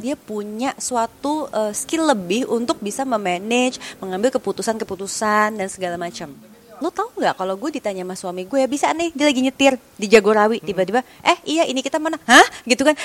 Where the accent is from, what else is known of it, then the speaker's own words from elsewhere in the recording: Indonesia; kita orang Indonesia